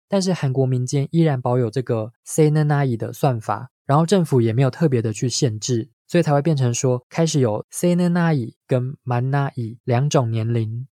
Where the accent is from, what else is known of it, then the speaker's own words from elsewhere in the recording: Taiwan; 我们在台湾